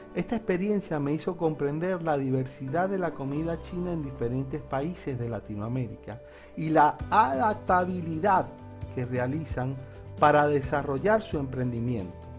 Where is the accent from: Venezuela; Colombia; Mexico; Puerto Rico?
Venezuela; Maracaibo, Zulia; moved away as an adult; also born or lived in Barquisimeto / Margarita Island; now in Buenos Aires, Argentina; he tenido la oportunidad de emigrar y emigrar dentro y fuera de mi país, Venezuela. La primera vez que lo hice fue de Maracaibo a Barquisimeto